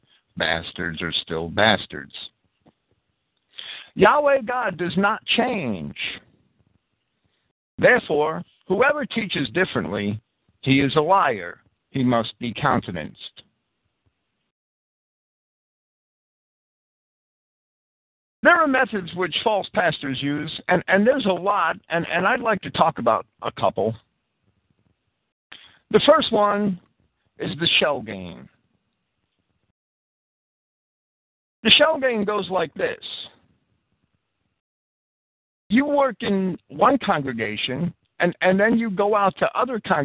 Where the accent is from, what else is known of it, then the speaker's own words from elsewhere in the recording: New Jersey, United States; When I was a kid growing up in New Jersey